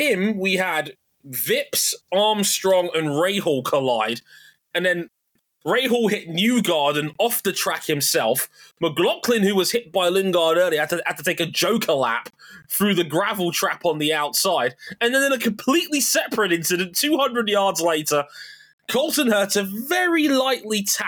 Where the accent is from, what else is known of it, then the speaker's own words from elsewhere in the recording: United Kingdom; As a Brit